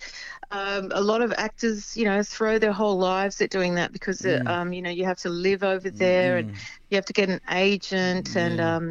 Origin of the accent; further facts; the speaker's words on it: Adelaide, South Australia, Australia; I come from Adelaide